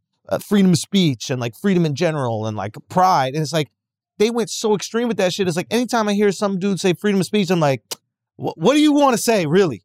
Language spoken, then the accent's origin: English; New York, United States; growing up in New York